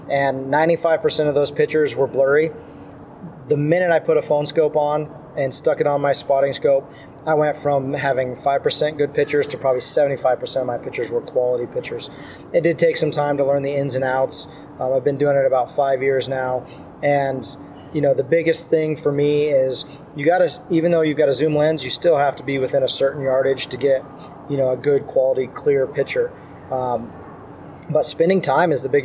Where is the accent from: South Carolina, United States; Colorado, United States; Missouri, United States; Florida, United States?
Colorado, United States; Southwest; I grew up in Southwest Colorado, the mountains of Southwest Colorado